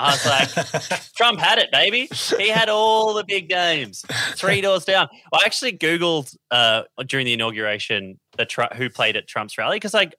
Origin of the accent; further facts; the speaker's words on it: Australia; I'm not a huge tennis fan. I'm an Australian tennis fan.